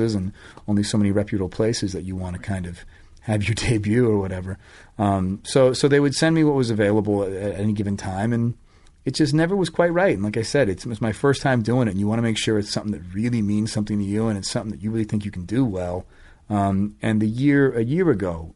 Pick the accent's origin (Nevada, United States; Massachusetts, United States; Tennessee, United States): Massachusetts, United States; Boston; I grew up in Boston